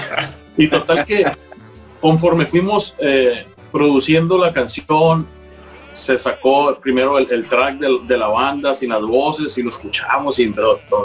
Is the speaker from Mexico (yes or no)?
yes; Navolato, Sinaloa, Mexico; moved away as an adult; also born or lived in Culiacán, Mexico / Mexico City, Mexico / Cardiff, United Kingdom / Basel, Switzerland; now in Vienna, Austria; los cuatro somos de aquí de Sinaloa, tres de Mazatlán y uno de Nabolato